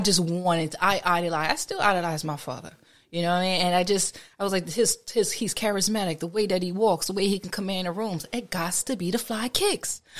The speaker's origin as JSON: {"language": "English", "town": "Trenton", "region": "New Jersey", "country": "United States", "tie": "born or raised there", "said": "in my hometown specifically, I've helped clean up the neighborhoods where I grew up at."}